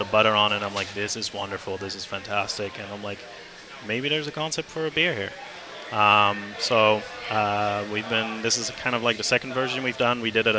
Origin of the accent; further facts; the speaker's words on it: Calgary, Alberta, Canada; now in Vancouver, Canada; I'm from Calgary.